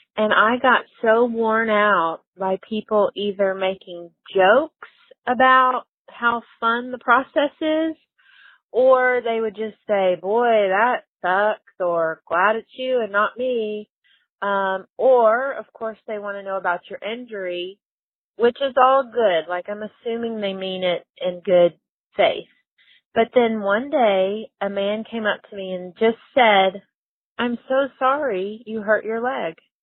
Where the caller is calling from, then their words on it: Arkansas, United States; I'm calling from Arkansas